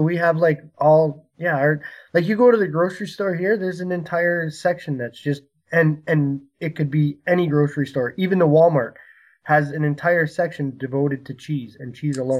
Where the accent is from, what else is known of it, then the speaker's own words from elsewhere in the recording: Canada; I'm Canadian